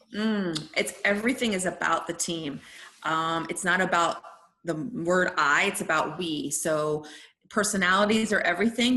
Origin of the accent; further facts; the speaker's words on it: Washington, District of Columbia, United States; also born or lived in Italy; my family's from Italy and then Washington, D.C.